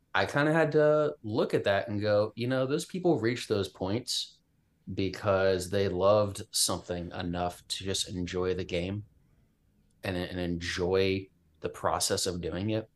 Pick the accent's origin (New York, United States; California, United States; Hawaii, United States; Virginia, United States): Virginia, United States; Richmond; moved away; also born or lived in Midwest; Virginia, which is where I'm from. I'm from Richmond